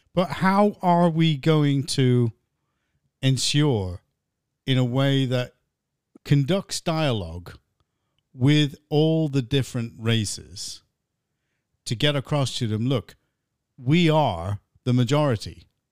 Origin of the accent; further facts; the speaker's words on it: United States; now in England; grew up in America, I was like one of the only white kids in the classes